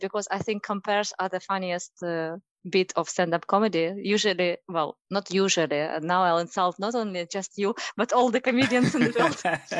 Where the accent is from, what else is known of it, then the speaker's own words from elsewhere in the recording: Ukraine; accent: Russian; first language Russian; English is a second language; moved away as an adult; now in Chester, United Kingdom; I'm from Ukraine.